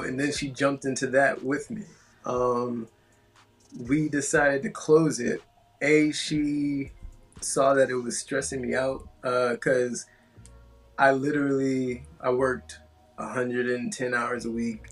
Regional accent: Atlanta, Georgia, United States; moved away as an adult; also born or lived in Queens, New York; now in Tampa, United States; my family's originally from Queens, mm-hmm. and then we moved to Atlanta

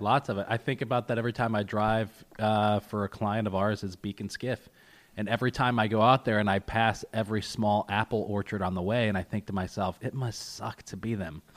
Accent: Westvale, New York, United States; I grew up in Westvale

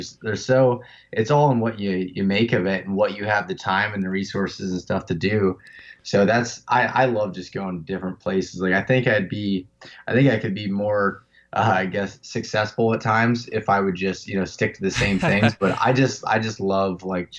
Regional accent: Pennsylvania, United States; I'm from North Central Pennsylvania, just a small town up in the Pennsylvania Wilds region.

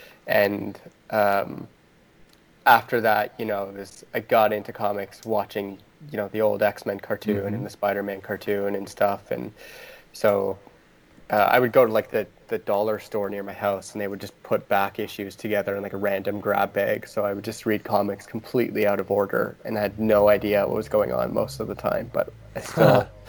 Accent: Ontario, Canada; So I'm from Canada, and I grew up in Ontario

